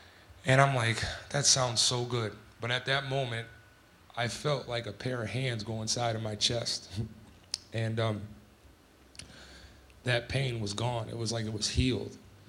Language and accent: English; Scranton, Pennsylvania, United States; now in Salt Lake City, United States; from Scranton, Pennsylvania. What a journey it's been, but it's been a good one. I found my way to Salt Lake City